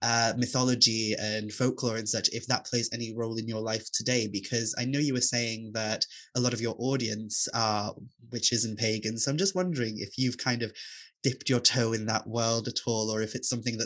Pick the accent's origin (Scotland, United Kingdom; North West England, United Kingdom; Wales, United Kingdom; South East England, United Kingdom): Wales, United Kingdom; I didn't really enjoy being Welsh, which sounds harsh and sounds awful, but growing up in a rural community as like an openly queer person